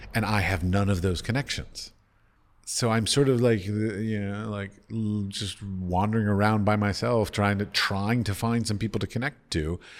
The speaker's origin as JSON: {"language": "English", "town": "Washington", "region": "District of Columbia", "country": "United States", "tie": "born or raised there", "moved": "yes", "said": "I come from, I grew up in Washington, D C"}